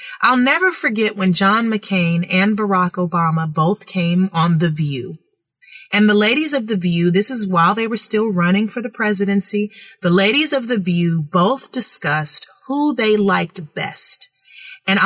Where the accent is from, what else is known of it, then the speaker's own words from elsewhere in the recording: California, United States; I am so grateful that I grew up in California with free thinking parents